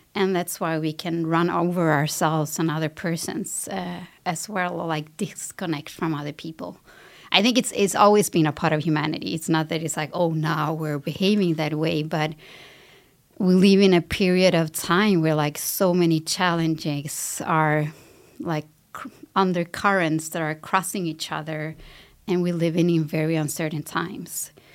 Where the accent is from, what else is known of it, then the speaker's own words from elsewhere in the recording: Sweden; I grew up in Sweden, I have a Latin background